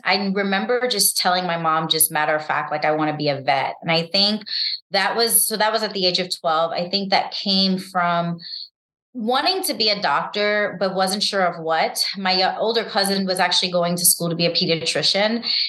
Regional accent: New York City, New York, United States; because I grew up in New York City and, you know, winters can be harsh

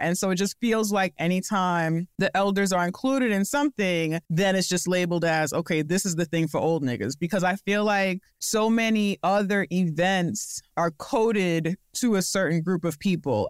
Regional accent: New York, United States; As a New Yorker, as a Black person

